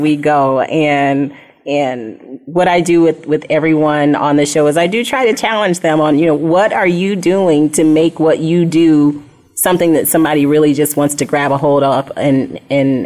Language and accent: English; Flint, Michigan, United States; also born or lived in Indiana; now in Arizona, United States; I'm from Flint, Michigan, is where I'm from. Been living in Arizona